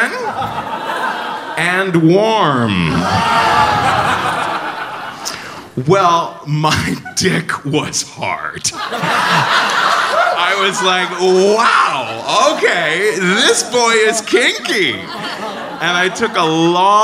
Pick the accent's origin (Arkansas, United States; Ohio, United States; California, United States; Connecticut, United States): Ohio, United States; Cincinnati; now in New York, United States; I'm from Cincinnati